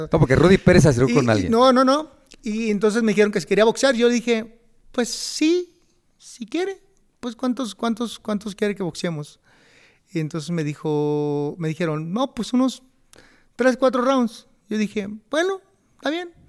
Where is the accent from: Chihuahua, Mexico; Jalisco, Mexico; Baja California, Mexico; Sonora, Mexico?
Baja California, Mexico; Tijuana; Yo soy de Tijuana